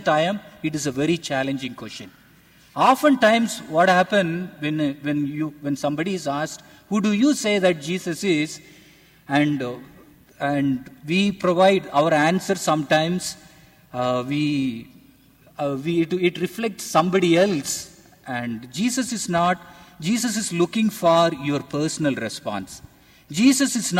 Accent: India; I am from India.

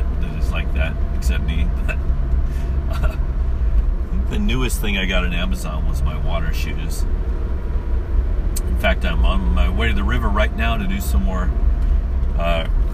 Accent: United States; as an American

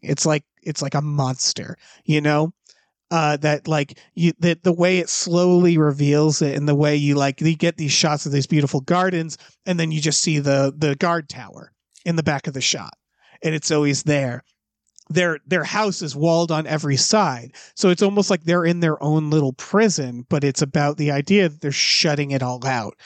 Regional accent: Deerfield Academy area, Massachusetts, United States; moved away; where I'm from. So, like, the whole fucking movie is my, my hometown

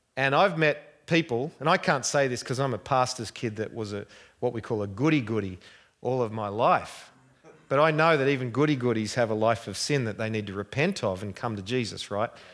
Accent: Australia; accent: Australian; I hope you've understood my accent. I'm not quite as bad as Crocodile Dundee

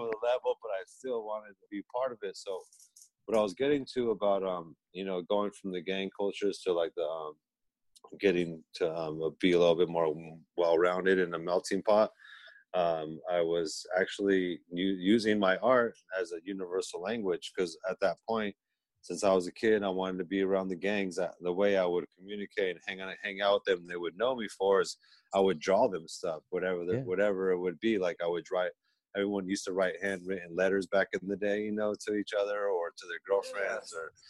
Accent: Escondido, California, United States; I was born in Escondido. It's a small town.

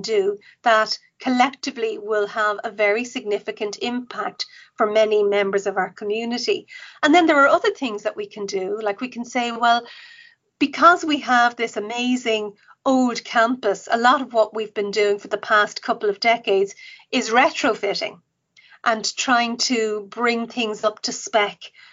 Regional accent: Dublin, Leinster, Ireland; I grew up in Cabra

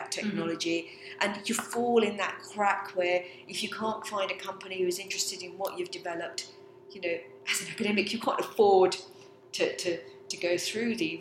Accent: England, United Kingdom; also born or lived in Abruzzo, Italy; we come from a lovely picturesque little village in the Abruzzo region in Italy. And my father came over here in 62, like all immigrants, to a better life for his family and children. And basically we grew up here.

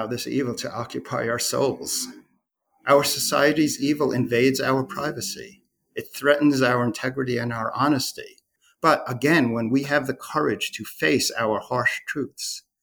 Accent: Long Island, New York, United States; I'm a Long Islander

